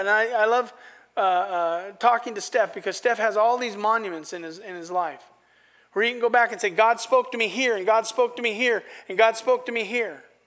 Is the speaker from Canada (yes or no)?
no; Astoria, United States; I've pastored in my hometown